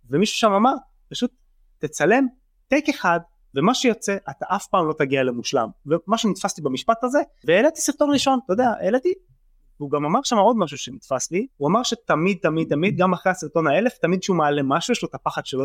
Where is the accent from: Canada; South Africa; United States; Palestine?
Palestine; Mitzpe Yeriho, West Bank; now in Tel Aviv, Israel; אז אני בן 33, אה, גר בתל אביב, גדלתי במצפה יריחו, שזאת התנחלות דתית ליד ירושלים